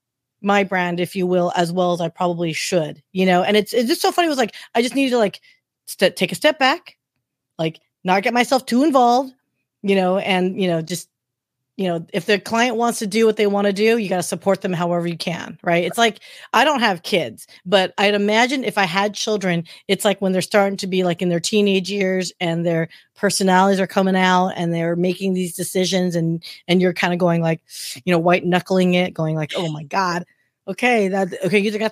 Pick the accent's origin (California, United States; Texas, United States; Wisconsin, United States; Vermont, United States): California, United States; Anaheim; moved away as an adult; I'm from Anaheim Hills